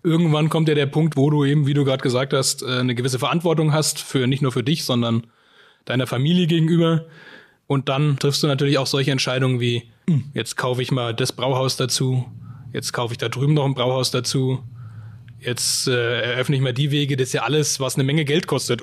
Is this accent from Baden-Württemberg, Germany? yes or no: no; Bamberg, Bavaria, Germany; bei uns in Bamberg